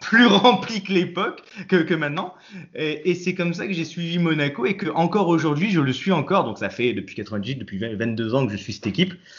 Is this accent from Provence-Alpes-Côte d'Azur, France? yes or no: yes; Nice, Provence-Alpes-Côte d'Azur, France; je suis né à Nice